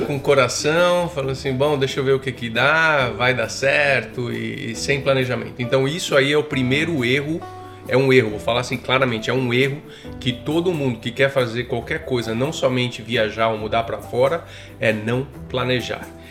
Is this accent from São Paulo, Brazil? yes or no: yes; São Paulo, Brazil; moved away as an adult; also born or lived in Germany / United States; now in Canada; sou de São Paulo originalmente, uh, cresci em São Paulo